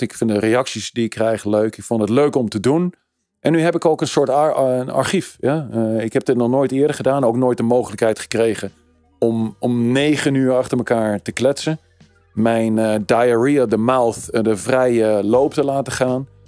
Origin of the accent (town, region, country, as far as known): Netherlands